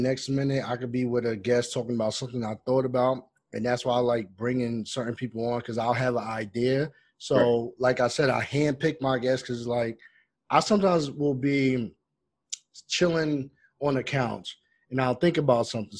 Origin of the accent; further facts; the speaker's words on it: Roosevelt, New York, United States; I grew up in Roosevelt, Long Island.